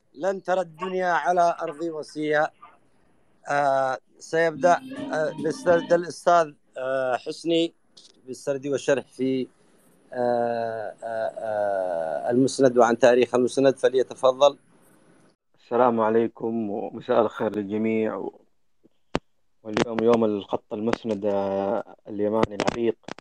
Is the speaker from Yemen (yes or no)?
yes; Yemen; عندنا في اليمن